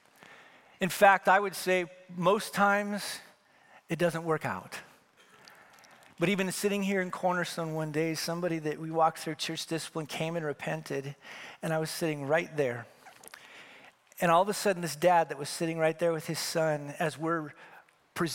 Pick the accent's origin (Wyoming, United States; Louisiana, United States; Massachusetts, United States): Wyoming, United States; now in California, United States; I'm from Wyoming